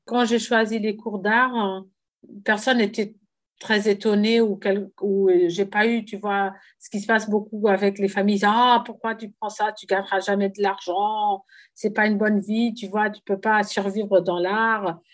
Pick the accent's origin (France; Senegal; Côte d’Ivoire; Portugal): Portugal; j'étais la première femme euh, en tant que Portugaise à exposer au Guggenheim